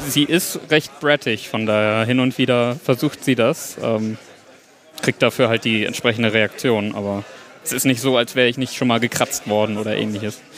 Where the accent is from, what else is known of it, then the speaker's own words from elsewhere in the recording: Hamburg, Germany; Ich bin 19, ich komme aus Hamburg